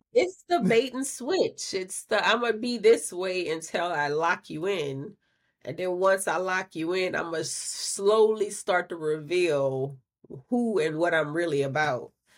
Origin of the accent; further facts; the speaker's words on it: Louisiana, United States; I'm from Louisiana